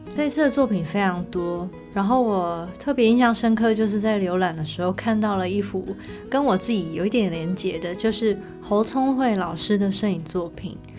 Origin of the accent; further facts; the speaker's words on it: Taichung, Taiwan; 我并不是高雄人，嗯。我是台中人